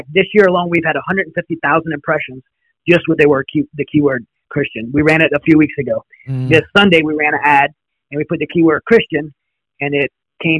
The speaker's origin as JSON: {"language": "English", "country": "United States", "said": "we're American people"}